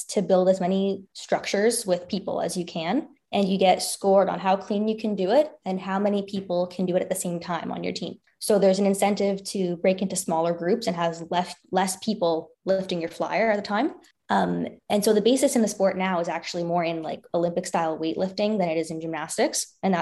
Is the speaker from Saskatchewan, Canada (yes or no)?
no; Richmond Hill, Ontario, Canada; moved away as an adult; now in Niagara region, Canada; So that was in Richmond Hill. I grew up a little bit north of Toronto